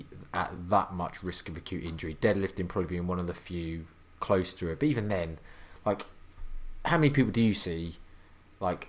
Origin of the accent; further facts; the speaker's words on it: United Kingdom; I'm British